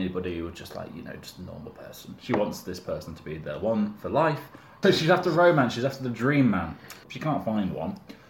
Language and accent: English; Suffolk, East of England, United Kingdom; also born or lived in Burton upon Trent; I grew up in Suffolk